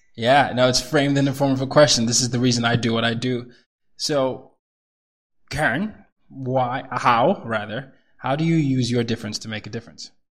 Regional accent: Nigeria; I'm Nigerian

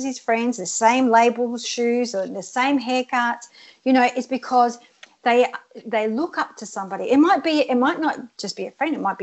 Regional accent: Australia; English is a second language; I came to Australia when I was 7 years old, and I didn't speak a word of English, and I had to live in a hostel for 2 years and learn English.

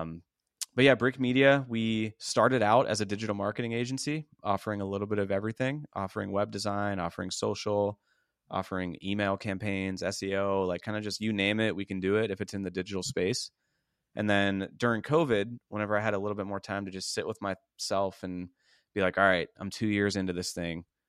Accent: Pittsburgh, Pennsylvania, United States; moved away as an adult; now in Tampa, United States; I moved from Pittsburgh, P A, where I grew up

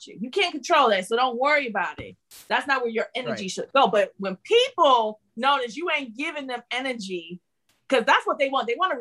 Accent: Detroit, Michigan, United States; moved away; I'm from Detroit.

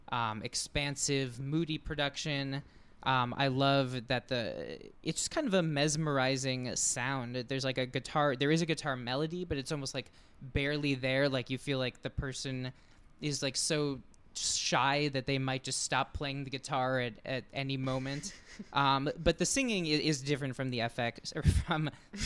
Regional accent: Saint Paul, Minnesota, United States; moved away; I grew up in St. Paul, which is the twin city of Minneapolis

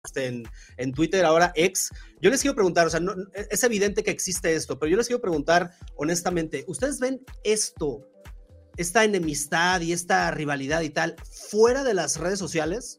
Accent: Mexico

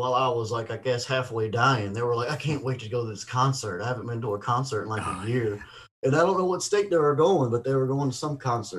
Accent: Ocean Springs, Mississippi, United States; also born or lived in Vancleave, Mississippi / Austin, Texas / Los Angeles, California; my hometown of Ocean Springs.

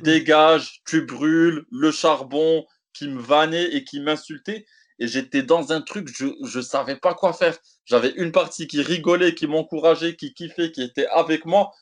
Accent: Morocco; je suis marocain, maghrébin, africain

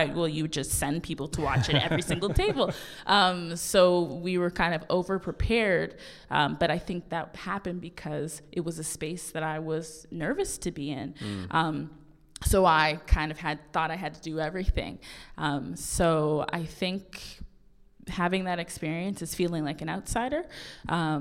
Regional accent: Halifax, Nova Scotia, Canada; we're both from the North End

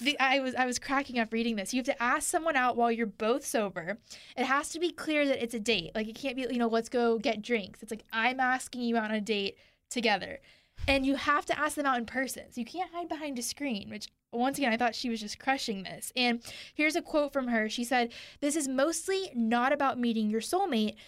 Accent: Houston, Texas, United States; I'm from Houston. I remember growing up

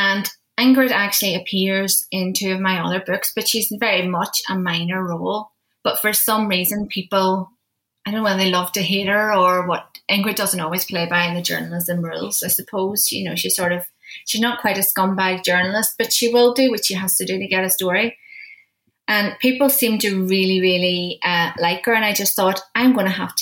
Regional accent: Derry, Northern Ireland, United Kingdom; my hometown, my home city of Derry

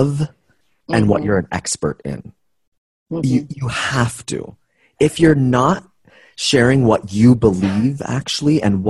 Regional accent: Canada; I'm Canadian

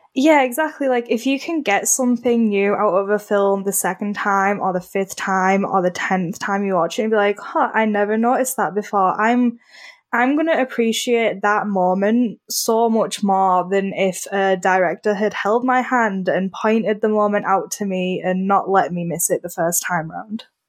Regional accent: United Kingdom; I'm British

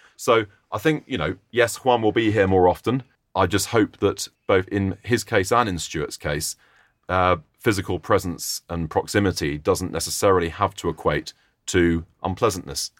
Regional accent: Oxford, South East England, United Kingdom; moved away; my hometown team, Oxford

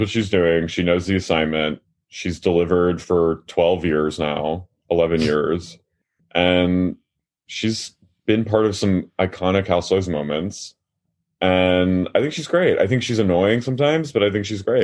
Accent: Haddonfield, New Jersey, United States; I'm from Haddonfield, New Jersey

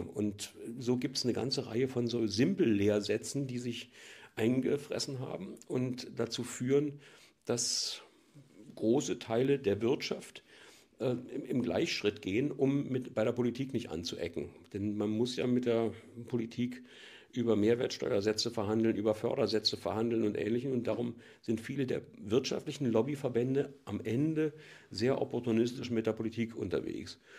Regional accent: East Germany, Germany; ich komme ja aus der DDR

